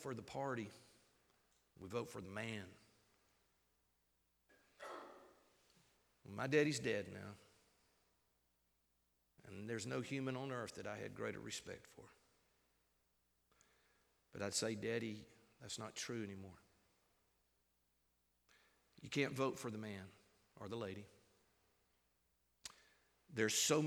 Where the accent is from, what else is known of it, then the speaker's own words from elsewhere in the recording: United States; We, as American citizens